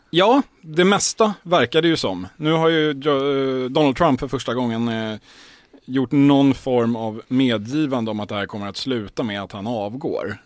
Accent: Stockholm, Stockholm County, Sweden; jag som är stockholmare

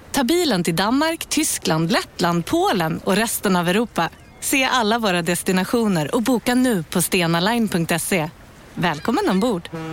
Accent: Sweden; jag är ju svensk

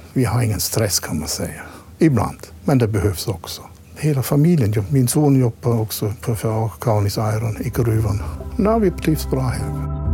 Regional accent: Black Forest, Baden-Württemberg, Germany; Swedish is a second language; moved away as an adult; also born or lived in Småland, Sweden; now in Masugnsbyn, Sweden; Jag kommer ursprungligen från Schwarzwald, Tyskland

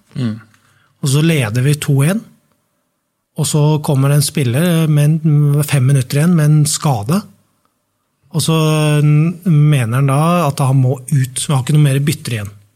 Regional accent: Norway; Så kommer vi fra Norge

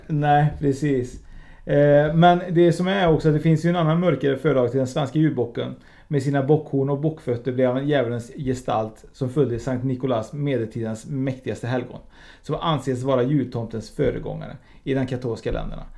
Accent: Uruguay; now in Sweden; Jag är ju från Uruguay och traditionerna finns ju fortfarande kvar i, i, våra, i våra hem

